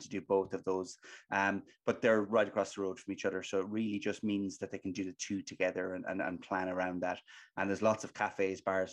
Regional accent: Limerick, Munster, Ireland; moved away as an adult; now in Dublin, Ireland; I'm from Limerick myself, but I live in Dublin. So I've lived in Dublin for the last 12 years

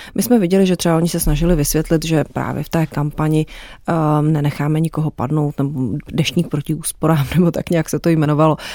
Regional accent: Czechia; U nás v Česku

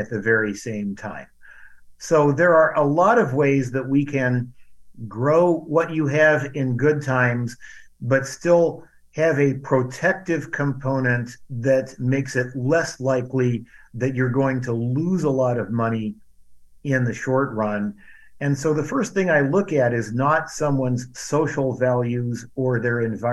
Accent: Cedar Rapids, Iowa, United States; also born or lived in northern Indiana; now in Indiana, United States; A lot of people where I grew up in Cedar Rapids, Iowa, worked for a firm called Rockwell Collins

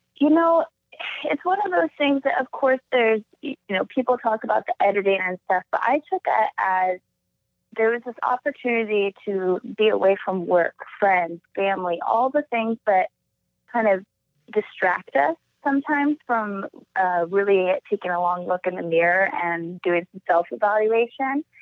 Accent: Alaska, United States; moved away; growing up in Alaska was incredible. I describe my childhood as kind of a Huckleberry Finn

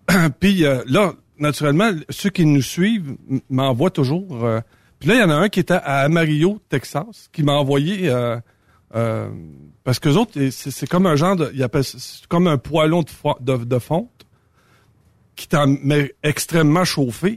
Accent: Saint-Tite, Quebec, Canada; chez nous, à Saint-Tite

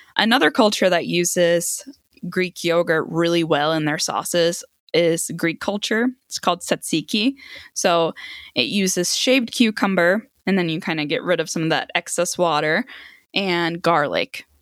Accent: Sweden; now in United States; I grew up in Sweden

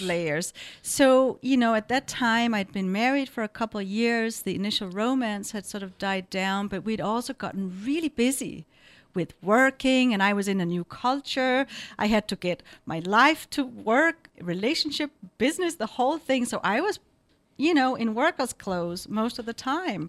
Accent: Denmark; moved away as an adult; also born or lived in Nepal; now in San Francisco Bay Area, United States; I come from Denmark.

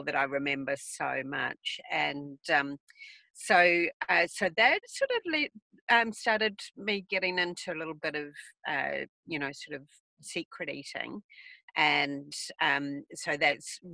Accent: New Zealand; moved away; I'm from New Zealand originally

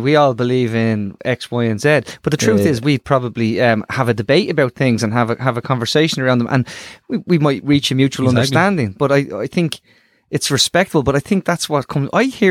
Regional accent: Dublin, Leinster, Ireland; I came from Ballymun

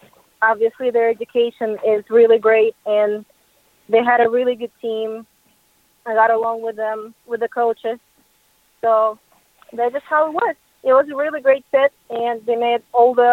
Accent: Russia; moved away as an adult; also born or lived in Nashville, United States; I'm originally from Russia

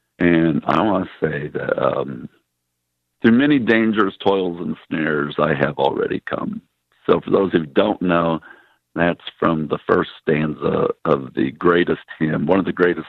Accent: Midwest, United States; And I grew up in the Midwest

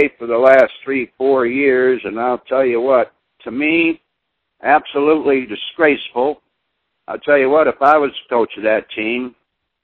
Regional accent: Michigan, United States; I came from Michigan

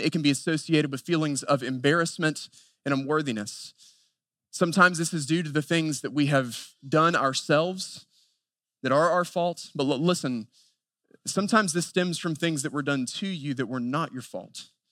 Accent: Western North Carolina, United States; I grew up in Western North Carolina at a very traditional Southern Baptist church

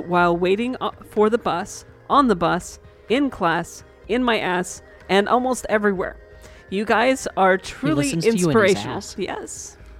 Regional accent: Dallas, Texas, United States; Oh, and I forgot. I come from Dallas, Texas, and I'm waiting.

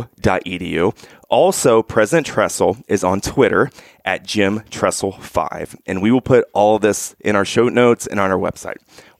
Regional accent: Ohio, United States; So I've lived in Ohio my entire life.

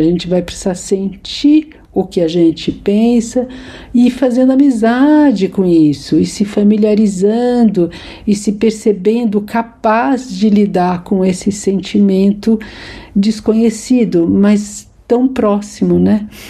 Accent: São Paulo, Brazil; nasci em São Paulo

